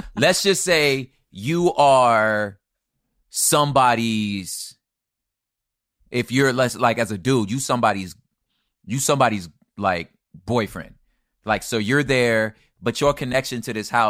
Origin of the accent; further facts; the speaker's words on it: the West, United States; Again, but again, I'm from the West.